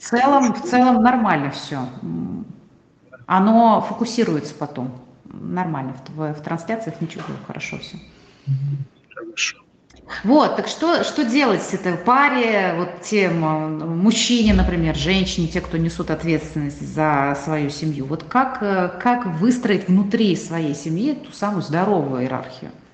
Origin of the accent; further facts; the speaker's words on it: Tatarstan, Russia; я татарка